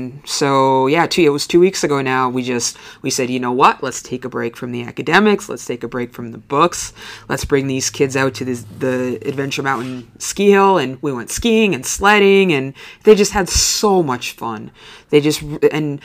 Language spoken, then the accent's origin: English; Lakeland, Upper Peninsula, Michigan, United States; I grew up in Lakeland, and so I have teacher friends all over the UP